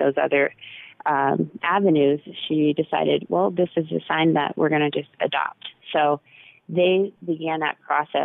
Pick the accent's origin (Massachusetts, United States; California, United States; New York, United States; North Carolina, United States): Massachusetts, United States; also born or lived in Texas; I was born in Texas. She flew with me from Texas to Massachusetts, and that's where my parents kind of met me